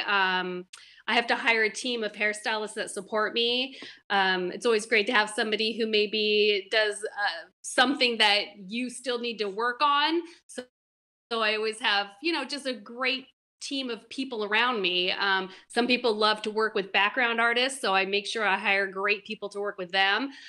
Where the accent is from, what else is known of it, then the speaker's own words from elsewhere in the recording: Seattle, Washington, United States; moved away as an adult; also born or lived in West Coast / New York; I'm from the West Coast, Seattle originally, and I lived up and down the West Coast doing hair